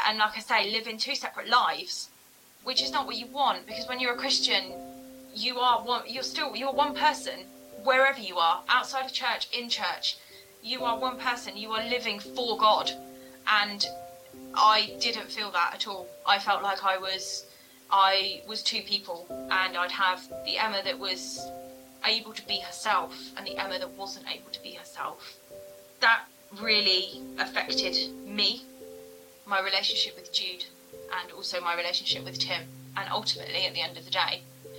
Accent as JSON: {"language": "English", "town": "Bridgend", "region": "Wales", "country": "United Kingdom", "tie": "born or raised there", "also_born_or_lived": "Wolverhampton", "said": "So I was born in Wolverhampton back in September 1988. I'm the eldest of four girls as well, my poor dad. And from there, we moved over to Bridgend, over to South Wales"}